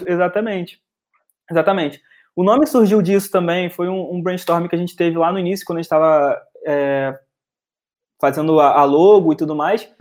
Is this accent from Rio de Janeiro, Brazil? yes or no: yes; Rio de Janeiro, Brazil; como bom carioca